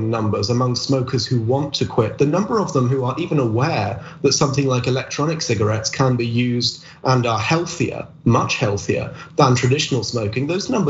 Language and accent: English; United Kingdom; my home country in the UK